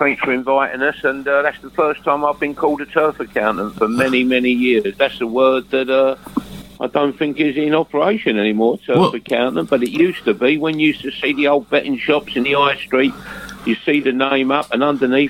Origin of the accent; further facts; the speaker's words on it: London, United Kingdom; accent: Cockney; As a kid, I was brought up in London.